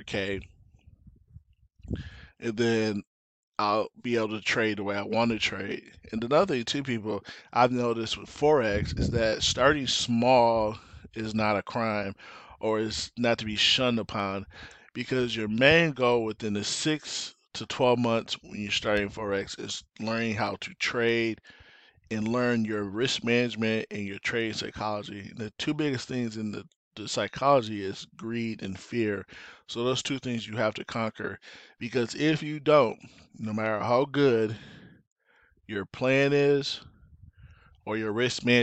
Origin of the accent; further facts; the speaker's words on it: Lansing, Michigan, United States; moved away as an adult; also born or lived in Detroit, Michigan; now in Arizona, United States; I was born and raised in Lansing, moved to Detroit in 98